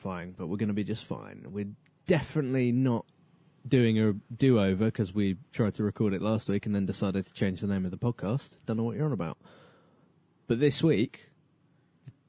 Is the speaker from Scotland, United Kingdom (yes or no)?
no; Cambridgeshire, East of England, United Kingdom; I'm from Cambridgeshire